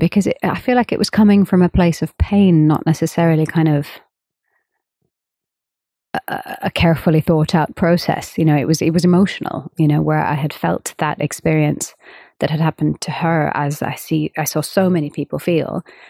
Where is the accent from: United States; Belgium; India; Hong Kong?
India; of course, I'm an Indian female musician